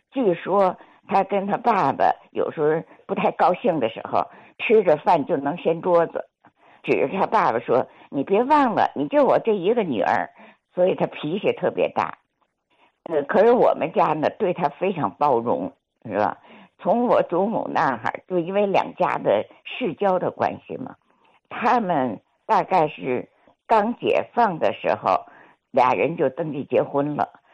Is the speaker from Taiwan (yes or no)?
no; Munan Road No. 79, Tianjin, China; 我记得我小的时候，就在木兰道七十九号，就现在的景贝区幼儿园，那不是大铁门嘛